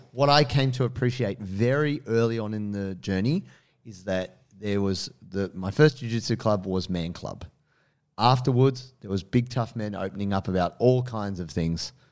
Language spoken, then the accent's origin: English; Blue Mountains, New South Wales, Australia; also born or lived in Sydney (Marrickville), New South Wales; I grew up in the Blue Mountains. I was pretty fortunate that I lived in a very quiet little town.